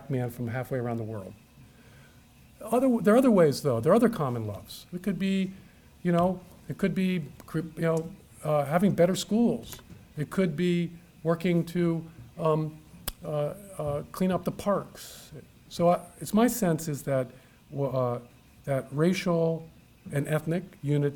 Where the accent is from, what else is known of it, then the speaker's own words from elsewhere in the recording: United States; I'm a American.